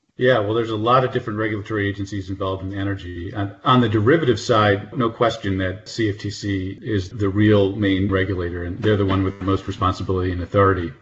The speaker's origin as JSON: {"language": "English", "region": "northern New Jersey", "country": "United States", "tie": "born or raised there", "also_born_or_lived": "Nashville / Minnesota / Houston", "moved": "as an adult", "lives_now": "Washington, DC, United States", "said": "East Coast person, born and raised in northern New Jersey near New York."}